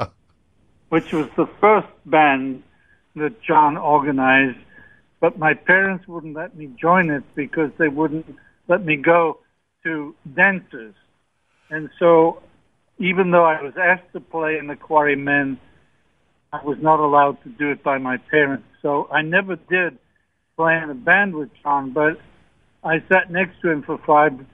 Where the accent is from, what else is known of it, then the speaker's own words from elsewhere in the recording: United Kingdom; my own country of the United Kingdom